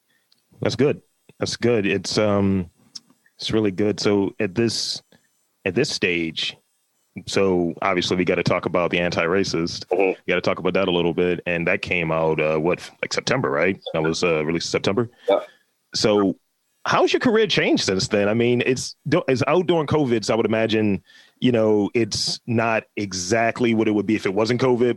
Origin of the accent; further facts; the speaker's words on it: Baltimore, Maryland, United States; I grew up in Lafayette projects